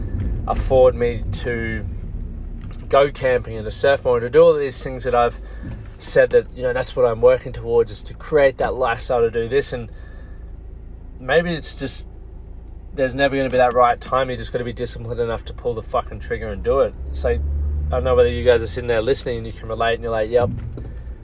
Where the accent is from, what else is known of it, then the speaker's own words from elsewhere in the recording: Toowoomba, Queensland, Australia; moved away; I spent some time at the High Flips Tavern, grew up around there